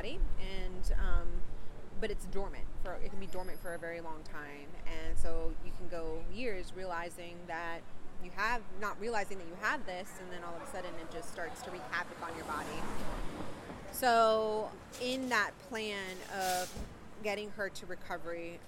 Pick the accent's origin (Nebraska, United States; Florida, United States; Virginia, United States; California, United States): California, United States; now in Pennsylvania, United States; I grew up mostly in California.